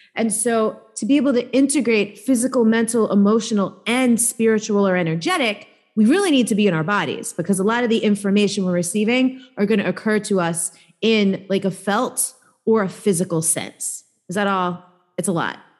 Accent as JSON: {"language": "English", "town": "New York City", "region": "New York", "country": "United States", "tie": "born or raised there", "said": "I grew up in New York"}